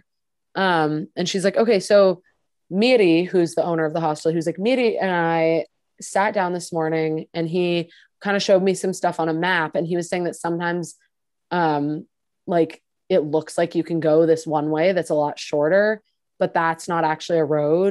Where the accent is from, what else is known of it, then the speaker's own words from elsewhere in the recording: Maine, United States; I'm from Maine, like that's like half my town